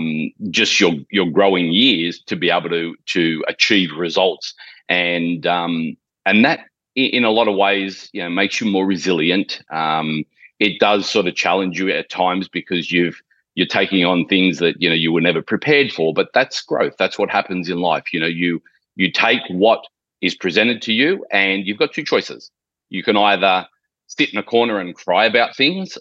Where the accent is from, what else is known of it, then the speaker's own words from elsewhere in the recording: Sydney, New South Wales, Australia; moved away as an adult; now in Gold Coast, Australia; I was born and raised in Sydney, Australia